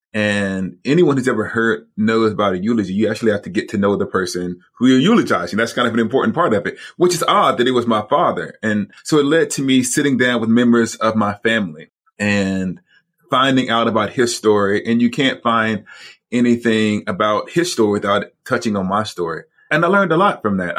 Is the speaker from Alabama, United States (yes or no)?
yes; Alabama, United States; moved away as an adult; also born or lived in Rochester, New York; We're actually Southerners. We're from the South in Alabama